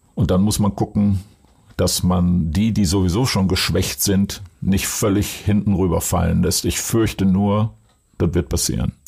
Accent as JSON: {"language": "German", "town": "Duisburg", "region": "North Rhine-Westphalia", "country": "Germany", "tie": "born or raised there", "moved": "yes", "lives_now": "Hamburg, Germany", "said": "Weil in Duisburg, Rheinhausen, wo ich herkomme, ist Handball Sportart Nummer eins gewesen"}